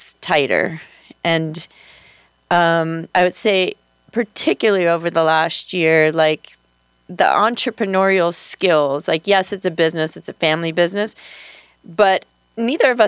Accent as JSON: {"language": "English", "region": "the New York area", "country": "United States", "moved": "as an adult", "lives_now": "Monroe County, Iowa, United States", "said": "I'm from the New York area."}